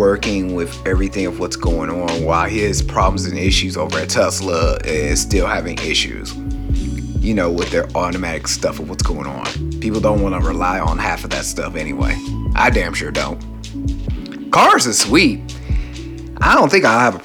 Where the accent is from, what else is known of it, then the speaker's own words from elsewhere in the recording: Cleveland, Ohio, United States; In my hometown of Cleveland, Ohio, where I stay, where I live